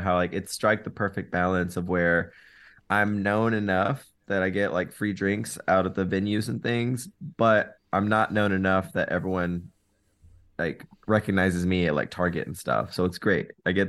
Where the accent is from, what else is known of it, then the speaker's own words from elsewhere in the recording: Arkansas, United States; now in Las Vegas, United States; I grew up in Arkansas. I didn't get a chance to really see much of the world. I never even was on a plane before, and now I live in Vegas, so I'm very thankful for the opportunity to get out of Arkansas.